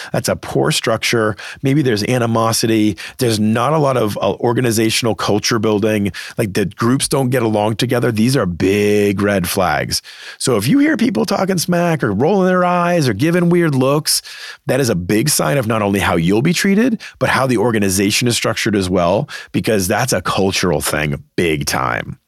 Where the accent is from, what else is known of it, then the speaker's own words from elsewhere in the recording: Boston, Massachusetts, United States; moved away; always wanted to work back in my hometown market of Boston